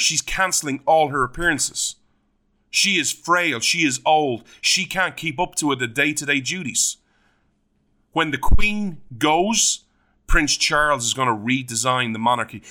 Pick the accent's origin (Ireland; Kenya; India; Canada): Ireland